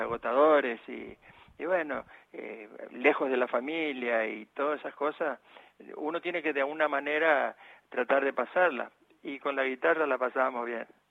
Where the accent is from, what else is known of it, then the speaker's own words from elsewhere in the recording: Goya, Corrientes, Argentina; moved away as an adult; also born or lived in El Paraíso, Formosa, Argentina; now in Buenos Aires, Argentina; lo que yo recuerdo y lo que mamé, aprendí a caminar y todo ahí en Goya.